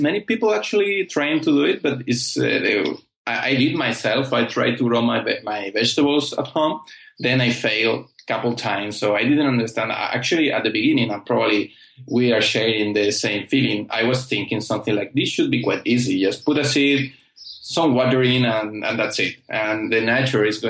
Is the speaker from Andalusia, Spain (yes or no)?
yes; Almería, Andalusia, Spain; I'm from Almeria, and this is one of the main vegetable producer in the world, actually. And we are known in Europe for our quality